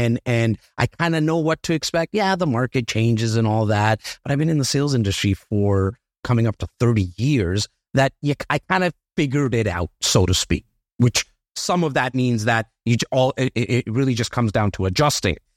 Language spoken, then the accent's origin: English; Toronto, Ontario, Canada; I'm a kid from Rexdale